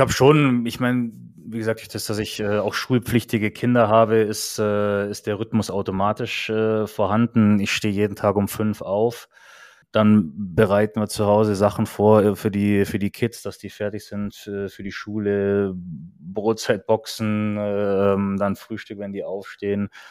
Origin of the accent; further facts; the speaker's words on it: Kaufbeuren, Bavaria, Germany; moved away; in Kaufbeuern in, in meiner Heimatstadt